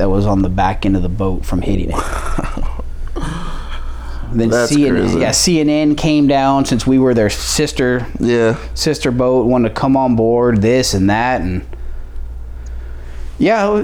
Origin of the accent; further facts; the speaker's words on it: New Mexico, United States; moved away; I'm from New Mexico